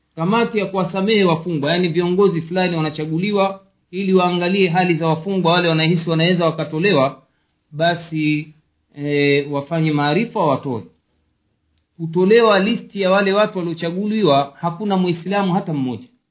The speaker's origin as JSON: {"language": "Swahili", "country": "Tanzania", "moved": "yes", "said": "nchi yetu tanzania"}